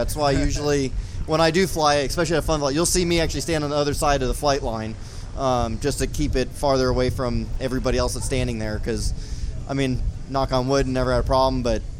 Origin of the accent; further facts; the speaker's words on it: Las Vegas, Nevada, United States; I'm from Las Vegas, Nevada.